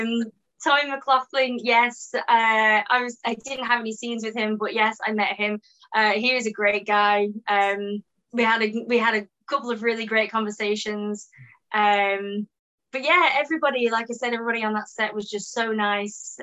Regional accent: England, United Kingdom; accent: British

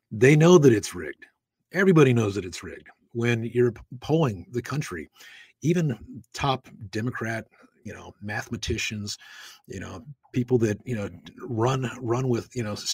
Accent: Nevada, United States; in my home state of Nevada

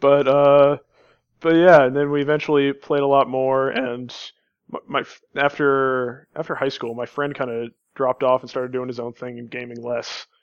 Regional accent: Kansas, United States; I grew up in Kansas.

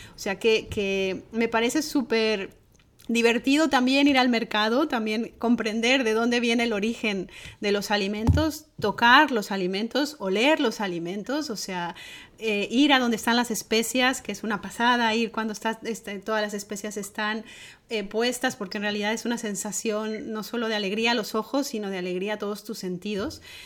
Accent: Mexico; mi tierra, la cocina mexicana

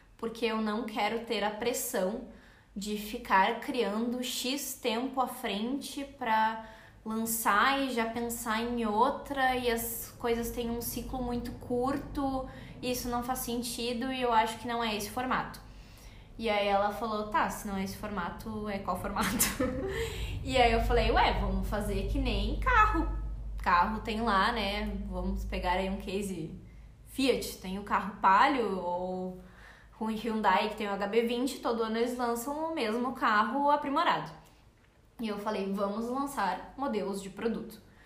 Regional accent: Porto Alegre, Rio Grande do Sul, Brazil; a gente é de Porto Alegre, a marca fica em Porto Alegre.

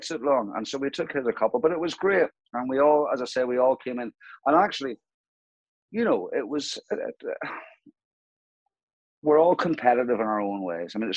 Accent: County Antrim, outside Broughshane, Northern Ireland, United Kingdom; I was born in County Antrim, in a very, very rural part of County Antrim, outside Brashea. My father was my school headmaster

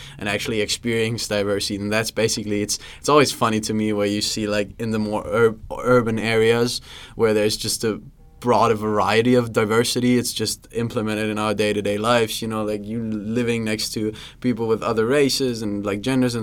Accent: Germany; moved away as an adult; now in United States; I'm coming from Germany, living in the States right now

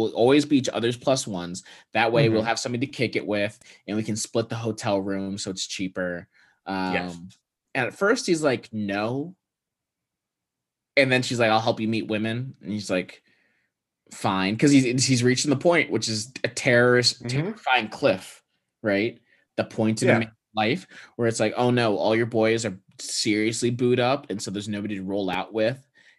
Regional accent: Midwest, United States; born there; I was born in the Midwest.

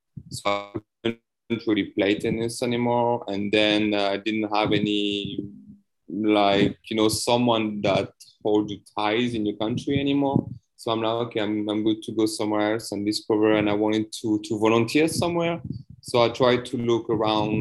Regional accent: countryside near the Alps, near Grenoble, Auvergne-Rhône-Alpes, France; moved away as an adult; now in Vietnam; I've been lucky to grow up in the countryside and near the Alps, you know, like maybe you know Grenoble

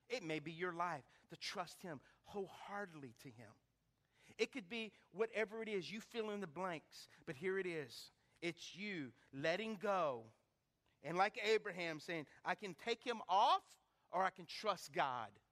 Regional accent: Lake Charles, Louisiana, United States; growing up in Lake Charles on Cactus Drive, 1221 Cactus Drive

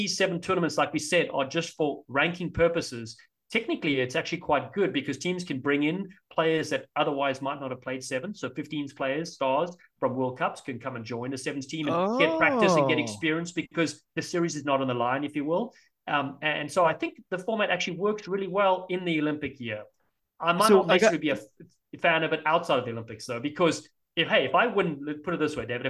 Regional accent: Cape Town, Western Cape, South Africa; now in United States; I'm from Cape Town.

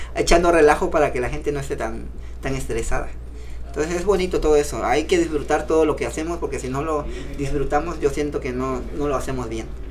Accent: Cintalapa, Chiapas, Mexico; de allá soy de, de Vista Hermosa, municipio de Cintalapa

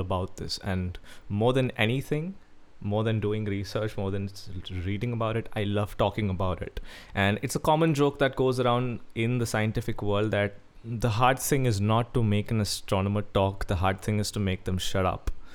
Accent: Kerala, India; I'm a guy from Kerala

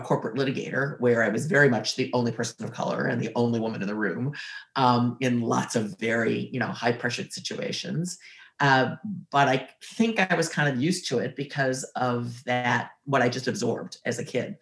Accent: Cleveland, Ohio, United States; also born or lived in Columbus, Ohio; I grew up in Ohio. Oh. In the 50s and 60s. Born in Columbus and then raised outside of Cleveland, Ohio

